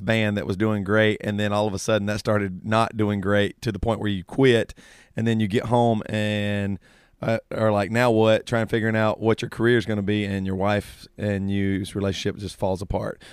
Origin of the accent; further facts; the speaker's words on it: the South, United States; growing up in the South